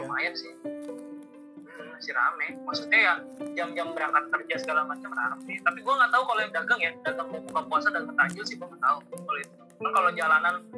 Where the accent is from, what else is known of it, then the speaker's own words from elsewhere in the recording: Bogor, West Java, Indonesia; also born or lived in Depok; rumah gue di Lodaya di Bogor ya hmm. SMP gue di Sempur